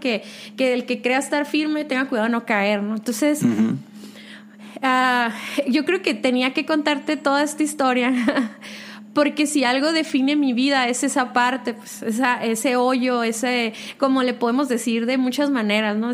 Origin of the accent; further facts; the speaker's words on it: Mexicali, Baja California, Mexico; now in Guadalajara, Mexico; nací en Mexicali